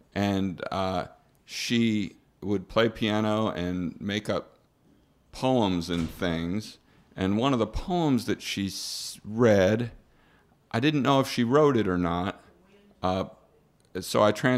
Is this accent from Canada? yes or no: no; Wilmington, Delaware, United States; also born or lived in Walton County, Florida; my family's originally from down here. I grew up coming down here in the summers and then in Wilmington, Delaware for the school year.